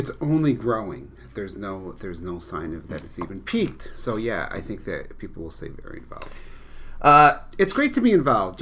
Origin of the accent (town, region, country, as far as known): Westmoreland, New York, United States; born or raised there